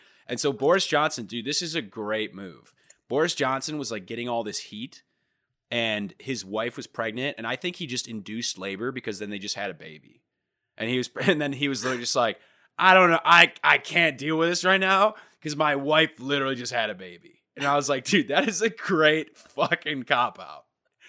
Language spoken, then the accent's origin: English; United Kingdom; I'm British, actually.